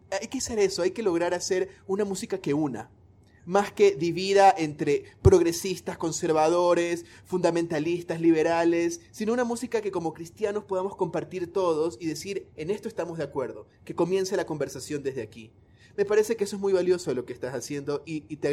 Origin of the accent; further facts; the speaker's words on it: Guayaquil, Guayas, Ecuador; yo soy de Guayaquil, de la costa de Ecuador